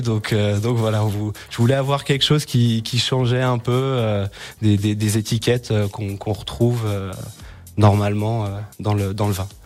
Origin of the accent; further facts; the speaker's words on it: Méribel, Auvergne-Rhône-Alpes, France; moved away; also born or lived in Frangy, Haute-Savoie; je suis originaire de, de de Méribel